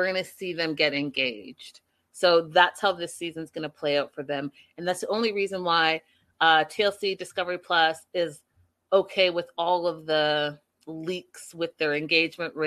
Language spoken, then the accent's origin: English; Pacific Northwest, British Columbia, Canada; I'm Canadian